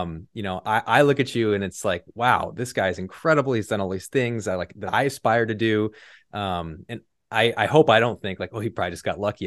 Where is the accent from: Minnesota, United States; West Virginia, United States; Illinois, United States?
Illinois, United States; moved away as an adult; also born or lived in Texas; lived in Illinois my whole life